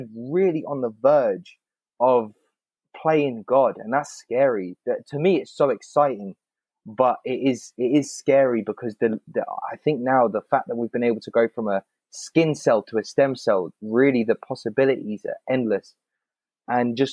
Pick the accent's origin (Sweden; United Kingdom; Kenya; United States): United Kingdom; England; growing up in England